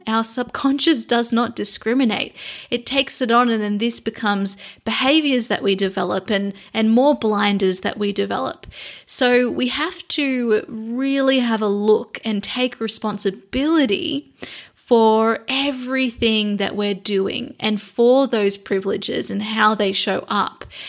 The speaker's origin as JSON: {"language": "English", "country": "Australia", "said": "So I am an Australian. I am an Indigenous Australian"}